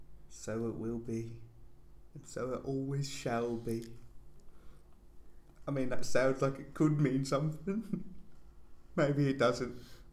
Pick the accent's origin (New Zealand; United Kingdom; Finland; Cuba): United Kingdom; England; I'm from Middle England, right?